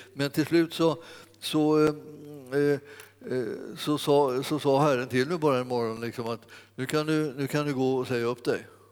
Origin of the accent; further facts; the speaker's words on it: Stockholm, Stockholm County, Sweden; när jag växte upp eh, i Stockholm